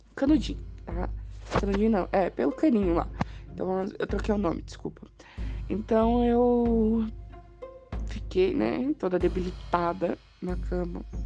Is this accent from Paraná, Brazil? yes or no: yes; Curitiba, Paraná, Brazil; sou de Curitiba, Paraná